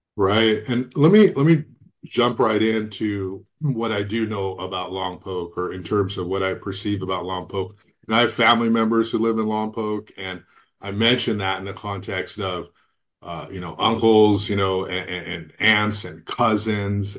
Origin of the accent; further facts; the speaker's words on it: Goleta, California, United States; I grew up in Galita